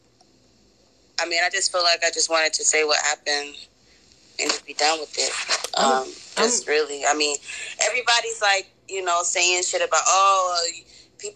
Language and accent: English; Stockbridge, Georgia, United States; I'm from Georgia